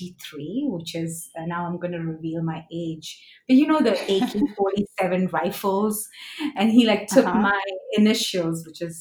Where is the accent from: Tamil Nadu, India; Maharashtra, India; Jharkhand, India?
Maharashtra, India; Mumbai; And I grew up in a very conservative, traditional Indian household.